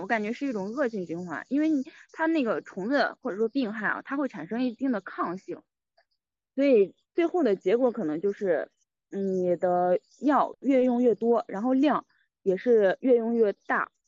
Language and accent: Chinese; Fuyang, Anhui, China; moved away; 我是来自安徽濮阳